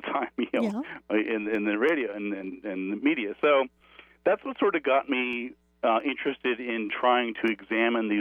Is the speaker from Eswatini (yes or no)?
no; New Mexico, United States; I grew up here in New Mexico, where I am now.